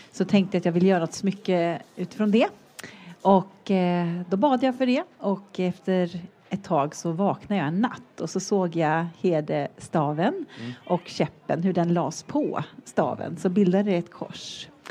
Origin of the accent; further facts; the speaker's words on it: Sweden; Jag som svensk